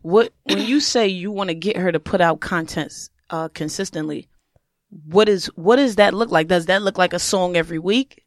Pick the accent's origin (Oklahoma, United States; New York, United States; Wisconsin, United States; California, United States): New York, United States; I'm from New York